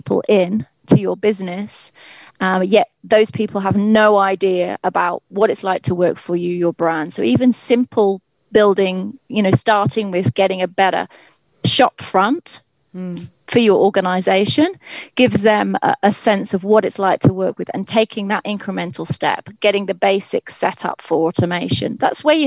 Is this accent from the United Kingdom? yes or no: yes; England, United Kingdom; accent: English; also born or lived in Cardiff, Wales / Glasgow, Scotland